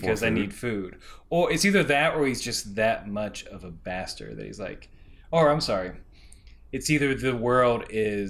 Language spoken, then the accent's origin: English; United States; I was raised here